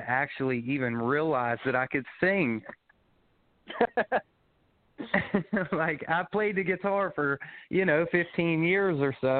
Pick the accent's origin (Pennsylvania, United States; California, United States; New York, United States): Pennsylvania, United States; Pittsburgh; I was born and raised in Pennsylvania. Grew up on a farm, family farm